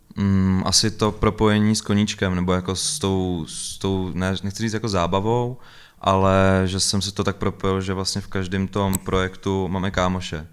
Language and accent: Czech; Ústí nad Labem, Ústí nad Labem Region, Czechia; já jsem sice vyrůstal v tom, v tom centru úplným ústí